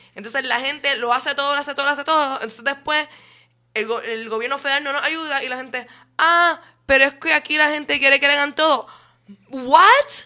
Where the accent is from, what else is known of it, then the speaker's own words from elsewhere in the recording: Puerto Rico; encuentro orgullo puertorriqueño